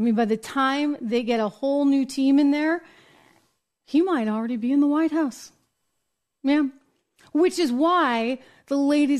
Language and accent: English; United States; accent: American; Maybe it's just my American accent kicking in.